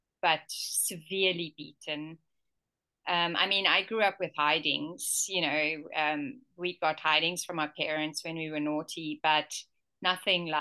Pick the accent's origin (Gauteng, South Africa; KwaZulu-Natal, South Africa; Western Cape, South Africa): KwaZulu-Natal, South Africa; also born or lived in Malawi; I was an ordinary white girl growing up in apartheid South Africa